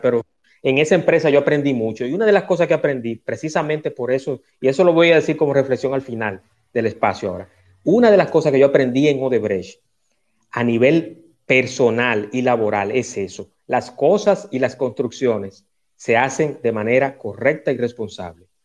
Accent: Dominican Republic; mi país

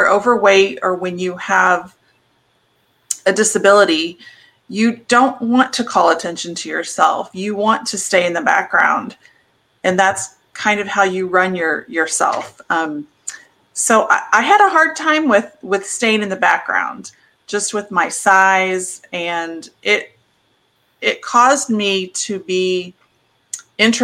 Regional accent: Midwest, United States; So I grew up in the Midwest on a farm

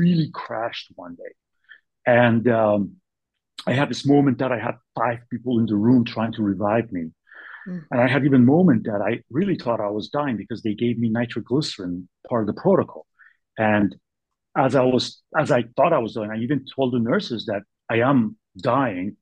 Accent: Bay Area, California, United States; also born or lived in New York City / Boston; now in Sacramento, United States; I'm from Bay Area, I came and settled in Sacramento area since 2002

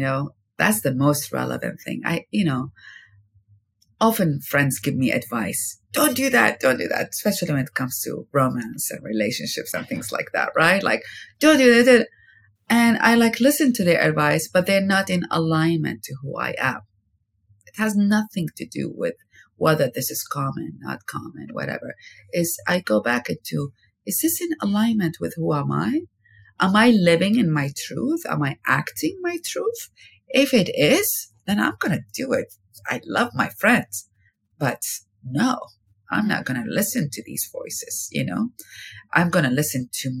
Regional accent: Iraq; moved away as an adult; now in United States; I've been living in America more than I lived in my home country, Iraq, where I lived there for 19 years

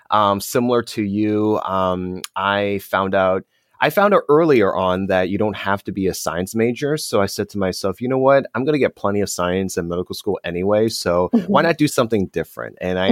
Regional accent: Morristown, New Jersey, United States; born there; So I was born in Morristown, and then my family moved to Eatontown, and then Morganville, and then eventually Marlborough.

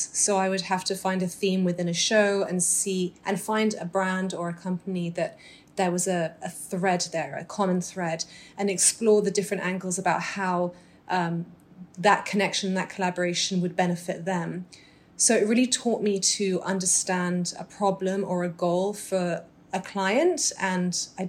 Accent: Dubai, United Arab Emirates; also born or lived in Doha / London / Muscat / South of England; I was born in Dubai to British Egyptian parents. Growing up, I lived in Dubai, Doha, London, Muscat.

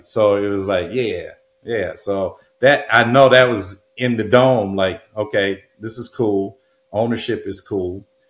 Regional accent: Muskegon, Michigan, United States; moved away as an adult; also born or lived in Chicago, Illinois / Hawaii / Portland; now in Southern California, United States; I was born in Muskegon, um, which is right where Lake Michigan is, and and um, the actual community is Norton Shores

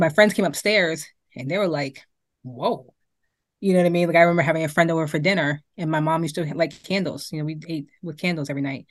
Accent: Boston, Massachusetts, United States; also born or lived in Amarillo, Texas; I grew up in Beacon Hill

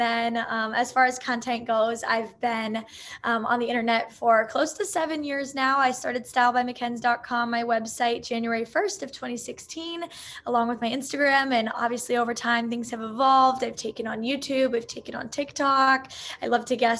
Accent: Maryland, United States; moved away as an adult; also born or lived in Kent, Ohio; now in California, United States; So I'm originally from Maryland

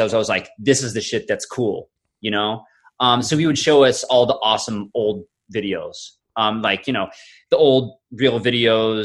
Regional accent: Florida, United States; I grew up in Florida

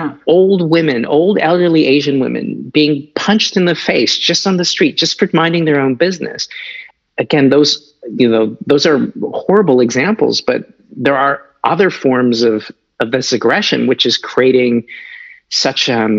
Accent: Canada; It's like, what do I have to do with any of the origins of this? I'm just a Canadian citizen.

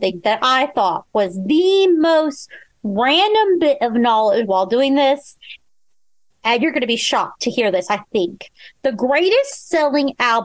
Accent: United States; as an American

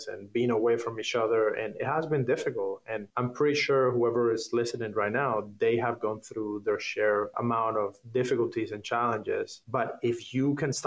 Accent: Havana, Cuba; English is a second language; moved away as an adult; also born or lived in Canada; now in Hollywood, United States; I grew up in Havana

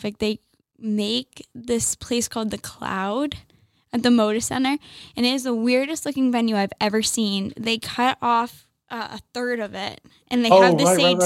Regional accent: Boston, Massachusetts, United States; We're both from Boston

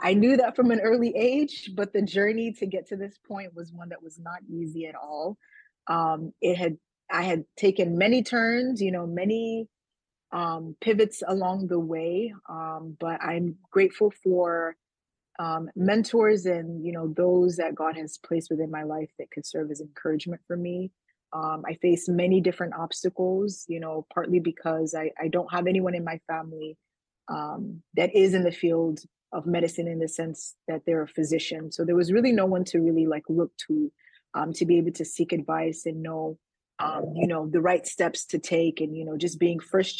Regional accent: Indiana, United States; also born or lived in Nigeria; I was born in Nigeria and my family immigrated to the United States when I was about four. So I grew up primarily in the state of Indiana

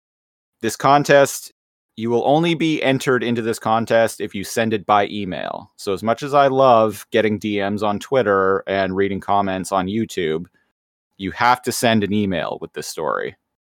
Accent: Canada; we are Canadian

